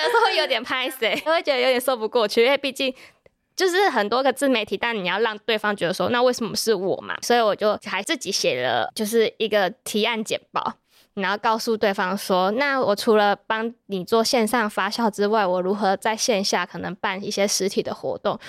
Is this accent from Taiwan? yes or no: yes; Taipei, Taiwan; moved away as an adult; now in Chiayi, Taiwan; 我们其实从小就是搬到就搬到台北